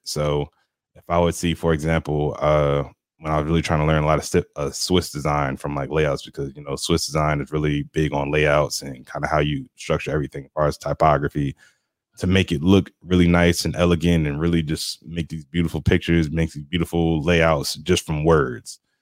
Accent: New Jersey, United States; moved away as an adult; also born or lived in Rome, Georgia; now in Atlanta, United States; I'm originally from the city. I'm from New Jersey, so I'm used to the hustle and bustle of everything

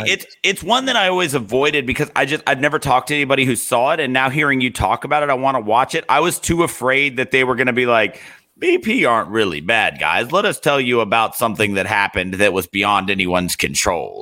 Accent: Virginia, United States; now in Alabama, United States; I didn't grow up in Alabama. I grew up in Virginia

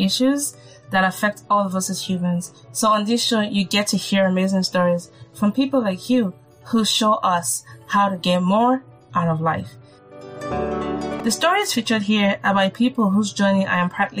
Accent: Nigeria; As a Nigerian

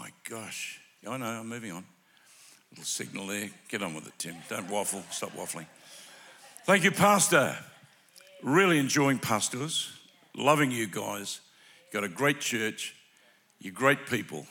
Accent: Melbourne, Victoria, Australia; We are from Melbourne. We call it Melbourne, M-E-L-B-U-N, Melbourne, Australia.

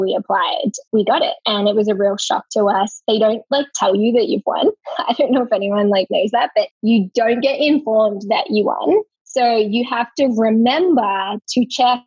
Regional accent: Melbourne, Victoria, Australia; moved away as an adult; also born or lived in Colorado; now in Seattle, United States; we're from Melbourne, Australia

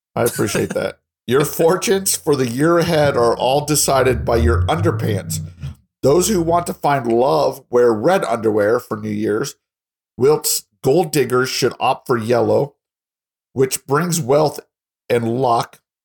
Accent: Colorado Springs, Colorado, United States; now in Texas, United States; I'm from Colorado Springs

